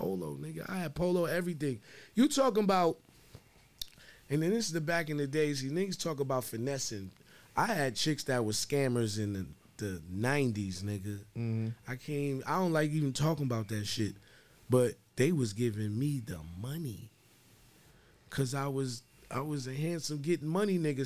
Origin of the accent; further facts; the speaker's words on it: New York City, New York, United States; moved away as an adult; now in Chicago, United States; I'm just from Harlem